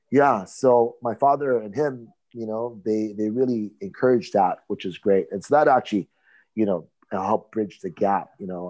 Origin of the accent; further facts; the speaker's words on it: Hawaii, United States; I'm from Hawaii